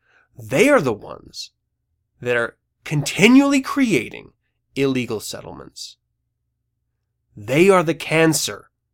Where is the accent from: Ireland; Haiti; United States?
United States; as an American.